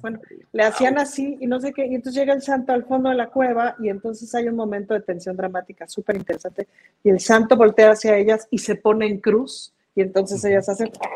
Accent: Mexico; como mexicanos

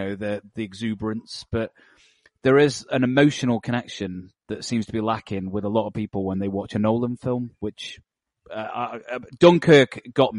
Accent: United Kingdom; as a Brit

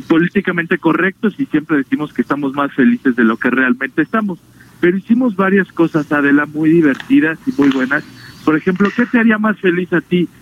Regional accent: Mexico

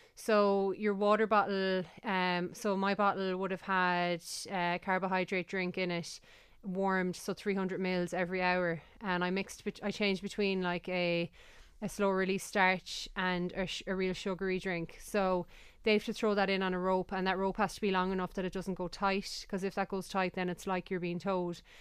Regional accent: Galway, Connacht, Ireland; I'm from Galway

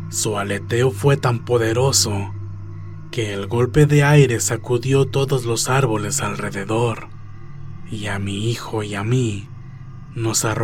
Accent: Santa Ana, Oaxaca, Mexico; Como les venía diciendo, somos de Oaxaca. Mi pueblo se llama Santa Ana.

